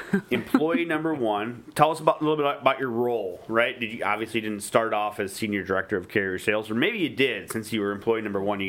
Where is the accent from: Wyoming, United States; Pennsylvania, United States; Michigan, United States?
Michigan, United States; Detroit; I am from Detroit